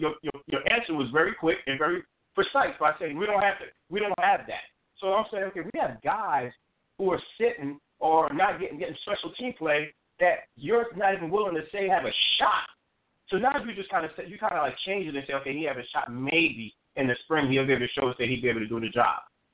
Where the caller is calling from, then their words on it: New Jersey, United States; I'm calling from Jersey, so I might have a little bit more insight.